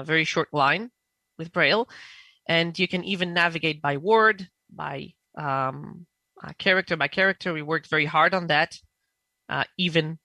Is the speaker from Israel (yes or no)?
yes; Israel; I'm from Israel